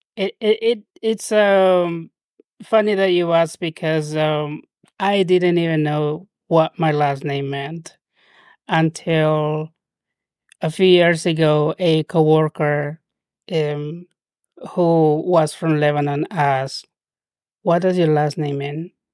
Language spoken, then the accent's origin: English; Trujillo, La Libertad, Peru; first language Spanish; English is a second language; moved away as an adult; now in United States; I spent my childhood and adolescence down in Peru